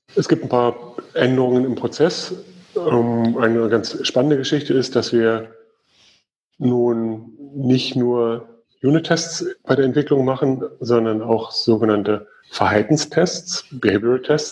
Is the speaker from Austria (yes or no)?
no; Germany; Bei uns in Deutschland